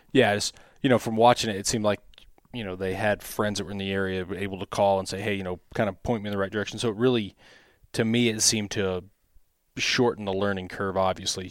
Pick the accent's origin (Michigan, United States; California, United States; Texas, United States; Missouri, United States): Missouri, United States; growing up in Missouri on public land